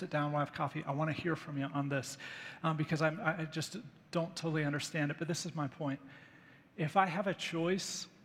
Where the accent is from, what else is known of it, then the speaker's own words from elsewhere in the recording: United States; American Christians